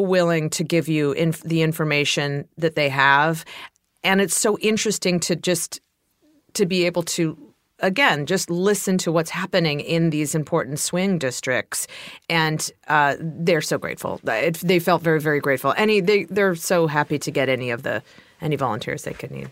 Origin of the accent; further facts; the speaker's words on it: Ohio, United States; moved away; I'm from Ohio